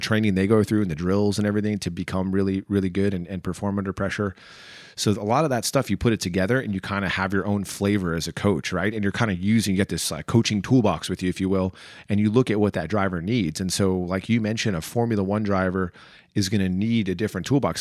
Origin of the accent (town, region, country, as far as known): New Jersey, United States; born or raised there; also born or lived in Chicago, Illinois